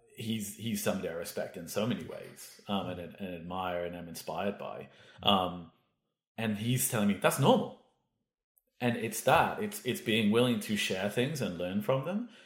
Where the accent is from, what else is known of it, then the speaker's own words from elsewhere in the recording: United Kingdom; now in Vancouver, Canada; I'm British